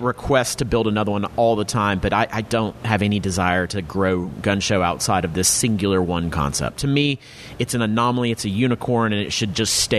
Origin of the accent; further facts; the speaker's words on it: the South, United States; growing up in the South